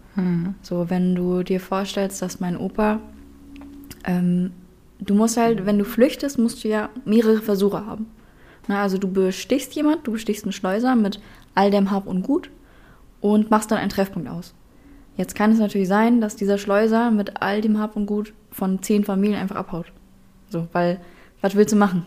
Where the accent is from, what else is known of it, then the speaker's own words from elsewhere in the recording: Berlin, Germany; moved away as an adult; now in Hamburg, Germany; ich bin dementsprechend halt in Berlin auch geboren